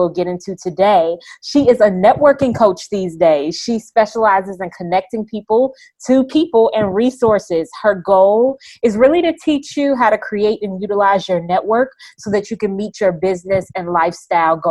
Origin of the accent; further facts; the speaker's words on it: Chicago, Illinois, United States; I'm from Chicago